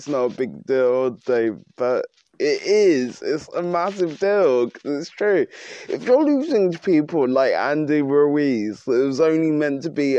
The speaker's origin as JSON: {"language": "English", "country": "United Kingdom", "said": "which I am British"}